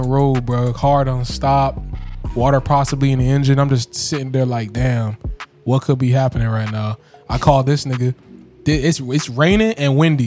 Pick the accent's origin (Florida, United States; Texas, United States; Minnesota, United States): Florida, United States; Lakes; I'm from Lakes